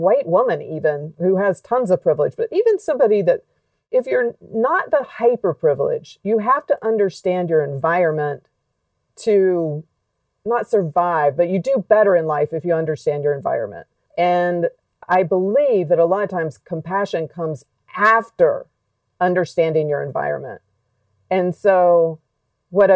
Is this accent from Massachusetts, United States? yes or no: no; Alabama, United States; When I was a kid growing up in Alabama